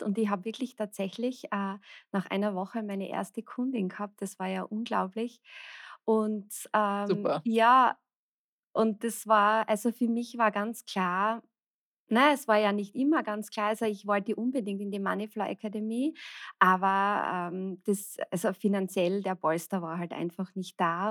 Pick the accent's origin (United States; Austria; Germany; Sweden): Austria; ich komme aus Österreich